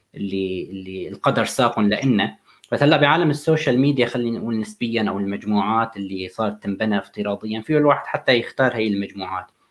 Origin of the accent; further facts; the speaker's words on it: Syria; moved away; انا سوري